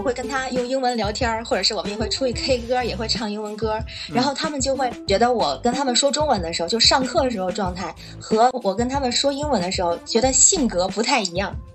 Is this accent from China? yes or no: yes; Tianjin, China; now in Beijing, China; 我是天津人，住在北京。呃，我是做国际中文教育，就是面向海外的学生做中文教学，还有文化推广，还有培训一些中文老师这样